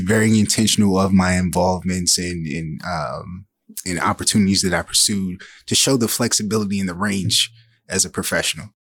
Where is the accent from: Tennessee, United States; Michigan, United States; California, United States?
Michigan, United States; Saginaw; I'm originally from Saginaw, Michigan, uh, born and raised